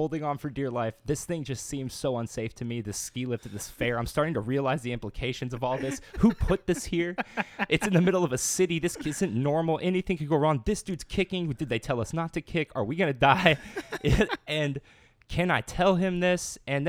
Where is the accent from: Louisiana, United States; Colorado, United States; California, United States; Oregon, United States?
Louisiana, United States; I'm not from Louisiana, but I came from Louisiana.